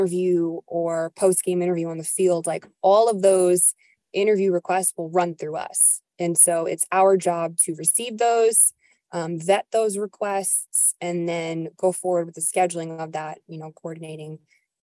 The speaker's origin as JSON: {"language": "English", "region": "New York", "country": "United States", "moved": "yes", "said": "I'm from New York originally"}